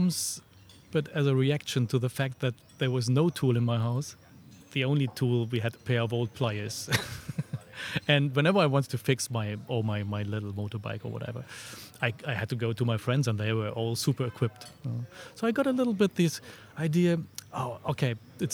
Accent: a small village close to Frankfurt, Hesse, Germany; moved away as an adult; also born or lived in Freiburg; I was born in Germany in a small village close to Frankfurt. And then after my school, I moved first to Frankfurt

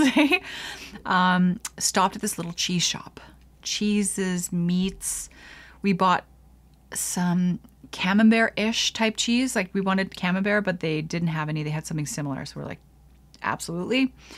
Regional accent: Canada; I'm going into Quebec as a Canadian

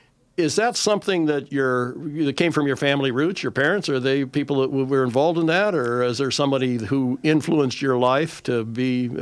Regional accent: Downieville, California, United States; also born or lived in Redding, California; growing up in the Downeyville area

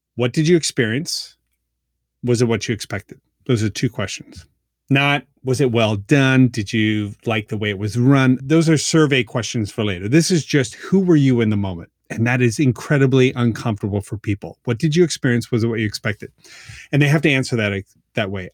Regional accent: Halifax, Nova Scotia, Canada; now in Baltimore, United States; I am living in Baltimore, Maryland. I am from Halifax

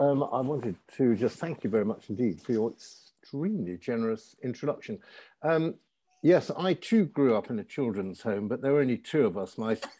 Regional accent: Birmingham, West Midlands, United Kingdom; I come from Birmingham. I was going to say I'm proud of it. It's just an accident of birth, isn't it? But anyway, it's a very nice place.

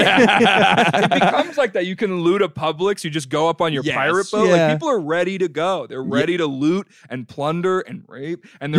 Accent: Long Island, New York, United States; also born or lived in Florida / Jacksonville, Florida; now in Brooklyn, United States; Yeah, well, I grew up on Long Island, then I moved to Florida. So I lived in Florida for a while, but I moved here after I graduated.

